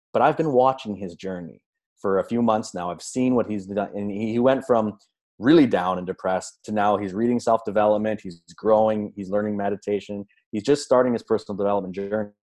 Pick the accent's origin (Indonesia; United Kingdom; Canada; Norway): Canada; I grew up in Canada, regular upbringing, supportive parents